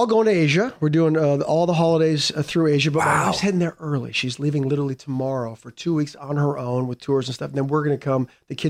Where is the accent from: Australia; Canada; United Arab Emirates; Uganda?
Canada; I learned how to ice skate for this as a Canadian.